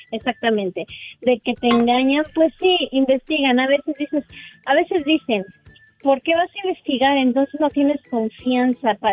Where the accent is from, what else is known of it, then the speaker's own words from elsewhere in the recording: San Juan del Río, Querétaro, Mexico; Vengo de San Juan del Río